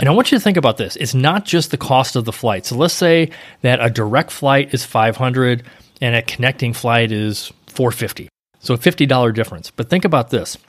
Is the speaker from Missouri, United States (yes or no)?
yes; St. Louis, Missouri, United States; moved away; I grew up in Saint Louis